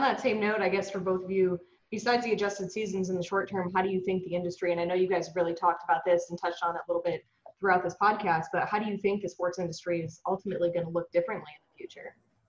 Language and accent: English; New Hampshire, United States; I grew up in New Hampshire